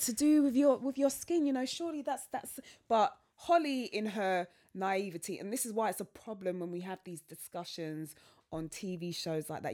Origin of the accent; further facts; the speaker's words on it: London, United Kingdom; I'm from Southwest London